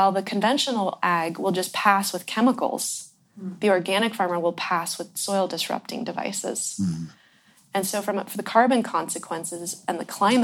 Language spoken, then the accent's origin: English; Ross Valley, California, United States; I was born in the Ross Valley, which is the Corte Madera Creek watershed